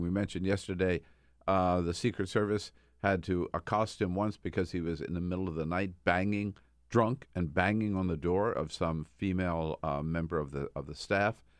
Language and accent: English; Delaware, United States; now in California, United States; grew up in Delaware, went to high school in Delaware